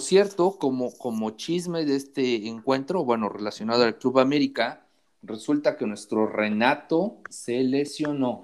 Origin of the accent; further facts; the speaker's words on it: Puebla, Mexico; como poblano